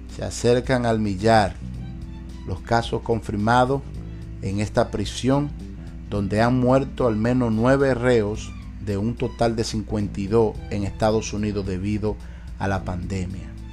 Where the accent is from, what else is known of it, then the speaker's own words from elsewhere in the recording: Dominican Republic; now in United States; mi país, República Dominicana